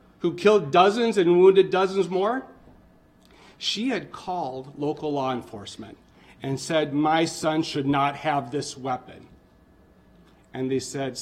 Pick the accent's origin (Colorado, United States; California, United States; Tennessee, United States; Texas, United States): Texas, United States; South; now in Wisconsin, United States; I grew up hunting in the Hill Valleys of South Texas